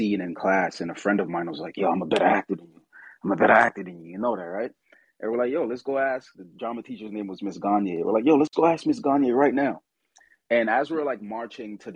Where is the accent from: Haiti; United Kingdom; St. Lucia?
St. Lucia; moved away; I was born in St. Lucia. So my grandmother did theater there